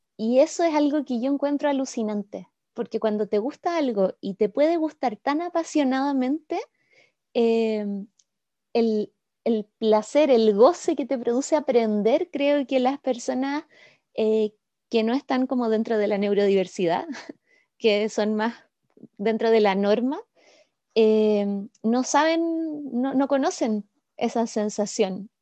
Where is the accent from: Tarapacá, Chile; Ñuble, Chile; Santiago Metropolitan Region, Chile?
Santiago Metropolitan Region, Chile; Santiago; moved away as an adult; now in Puerto Varas, Chile; soy chilena y he vivido siempre en este país, en Santiago hasta los 27 y desde entonces en Puerto Varas.